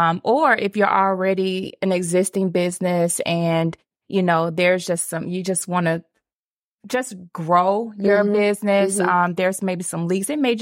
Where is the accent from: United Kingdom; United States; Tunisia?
United States; Atlanta, Georgia; I am right here from Atlanta